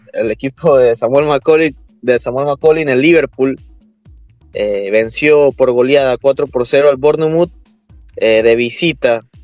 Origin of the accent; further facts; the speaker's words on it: Panama; nosotros como, como panameños